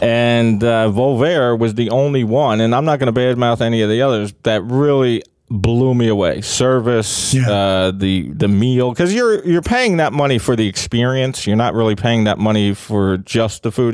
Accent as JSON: {"language": "English", "town": "Philadelphia", "region": "Pennsylvania", "country": "United States", "tie": "born or raised there", "said": "I grew up in Kensington"}